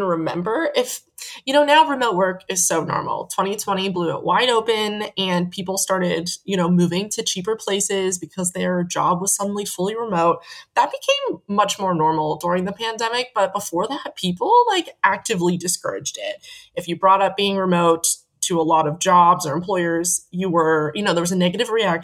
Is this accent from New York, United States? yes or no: no; Pennsylvania, United States; moved away as an adult; also born or lived in Chicago; now in Netherlands; I'm originally from Pennsylvania, USA